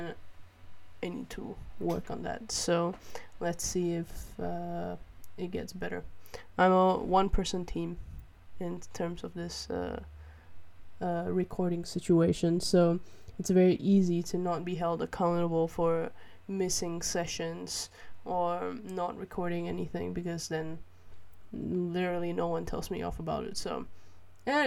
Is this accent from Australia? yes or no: no; Malaysia; now in Netherlands; Growing up in Malaysia